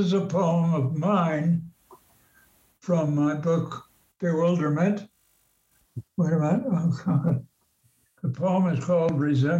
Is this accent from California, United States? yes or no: no; Maplewood, New Jersey, United States; I grew up in Maplewood nearby